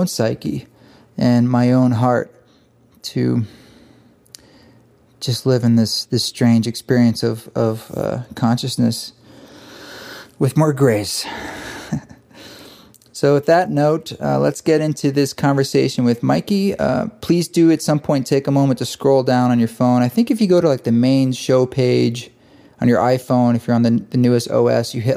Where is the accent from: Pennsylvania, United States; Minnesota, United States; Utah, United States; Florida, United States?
Utah, United States; Boulder; we've got the East Forest Retreat in Southern Utah, in Boulder, Utah, which is my hometown.